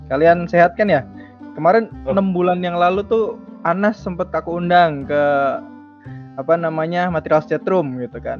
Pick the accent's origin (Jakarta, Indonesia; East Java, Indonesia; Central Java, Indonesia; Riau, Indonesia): East Java, Indonesia; Bojonegoro; aku lahir di Bojonegoro 27 oh. tahun yang lalu ya itu bulan Maret nah terus uh, eh, SMP SD SD SMP SMA di Bojonegoro